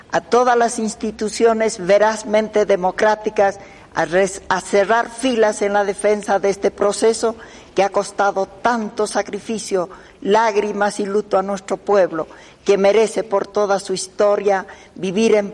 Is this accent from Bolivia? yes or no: yes; Bolivia; como mujer, como boliviana y como presidenta de la República